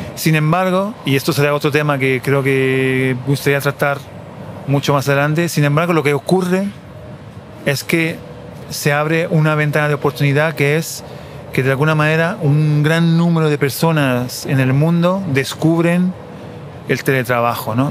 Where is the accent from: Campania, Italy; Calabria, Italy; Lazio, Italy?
Lazio, Italy; Castelnuovo Parano / Ausonia area; moved away; mi pueblo de nacimiento en Italia, mi pueblo Corona Ausonio, en el sur del Lazio, la región de Roma